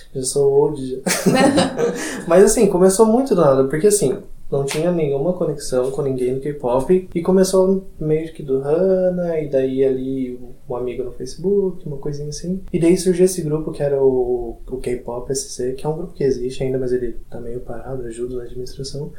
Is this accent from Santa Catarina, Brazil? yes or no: yes; Barra Velha, Santa Catarina, Brazil; eu sou de Barra Velha